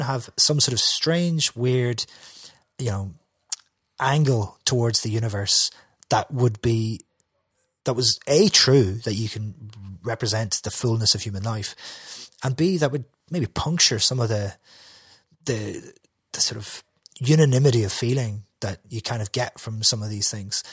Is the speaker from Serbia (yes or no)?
no; Derry, Northern Ireland, United Kingdom; I'm from Derry.